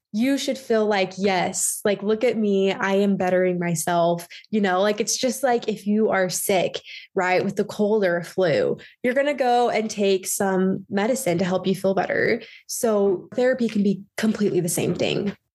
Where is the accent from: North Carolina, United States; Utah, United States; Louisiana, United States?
Utah, United States; also born or lived in Alabama; I am from Utah County area. I grew up there